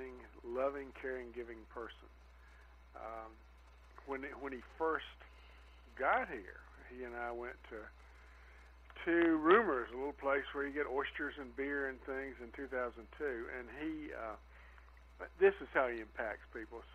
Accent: Jenkins, Kentucky, United States; moved away; also born or lived in Florida; I was born in Jenkins, Kentucky, which is in far eastern Kentucky

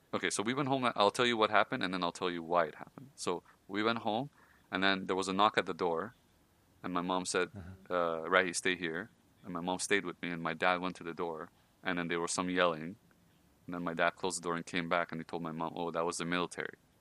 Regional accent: Iran; moved away; I'm Persian. I come from Iran, so it's a very I want to say religious country

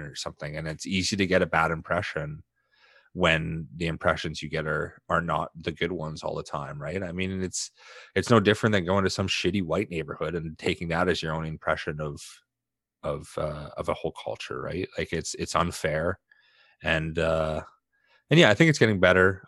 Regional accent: Canada; I'm a Canadian

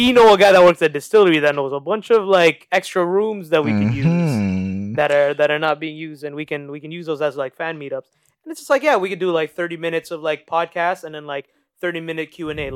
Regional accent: Toronto, Ontario, Canada; we're from Toronto

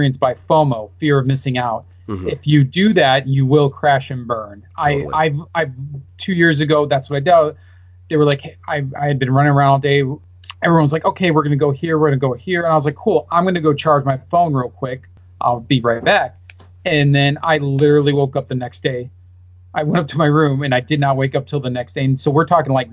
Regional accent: Midwest, United States; I'm from the Midwest, I'm not used to this dry heat

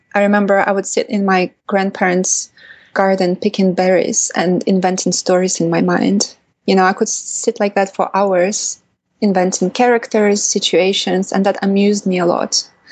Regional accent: Kaliningrad Oblast, Russia; I was born in Kaliningrad, which is a city in Western Russia or Eastern Europe.

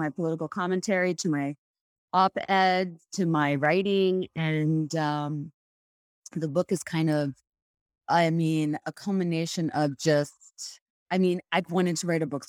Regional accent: Bangladesh; moved away as an adult; now in United States; I was born and raised in Bangladesh, and you know, I came to the States for the first time when I was going to college here at UVA.

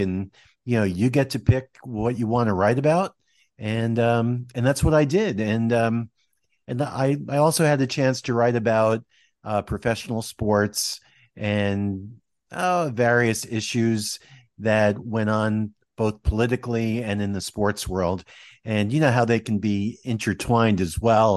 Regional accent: Westwood, New Jersey, United States; I grew up in Westwood, New Jersey

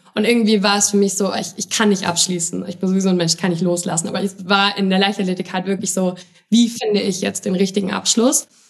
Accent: Jena, Thuringia, Germany; ich komme aus Jena, so, das ist so eine kleine Bubble, alles dort.

